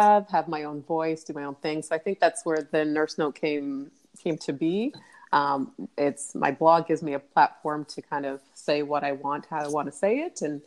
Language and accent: English; Toronto, Ontario, Canada; I grew up in Canada, Toronto, Canada